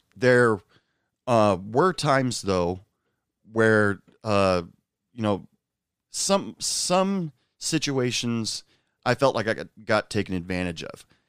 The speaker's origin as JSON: {"language": "English", "area": "the Northwest", "region": "Pacific Northwest", "country": "United States", "tie": "born or raised there", "moved": "yes", "lives_now": "West Texas, United States", "said": "I was born and raised in the Northwest"}